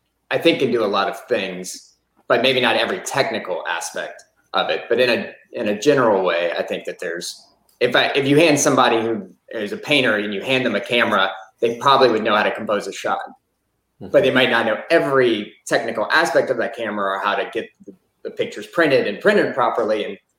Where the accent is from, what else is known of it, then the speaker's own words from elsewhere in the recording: Lafayette, Louisiana, United States; I grew up here